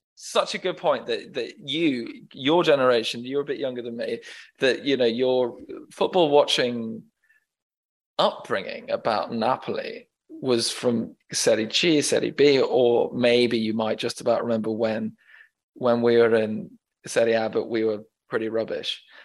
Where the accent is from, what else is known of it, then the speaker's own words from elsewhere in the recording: England, United Kingdom; my experience as an Englishman in Naples when I visited frequently